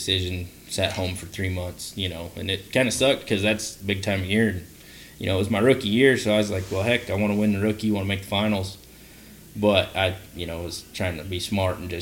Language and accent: English; College Station, Texas, United States; also born or lived in Idaho; I'm from Idaho. You know, that's where mom and dad raised. I was born in Idaho. And they rodeoed. Dad rode bulls. Mom ran barrels. And I guess in 2000, family moved to Texas.